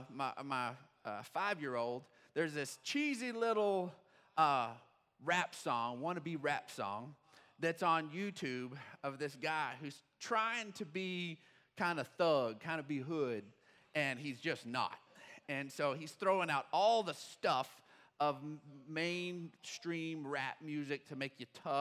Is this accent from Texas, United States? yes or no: yes; Odessa, Texas, United States; growing up in Odessa, we were raised on good old country music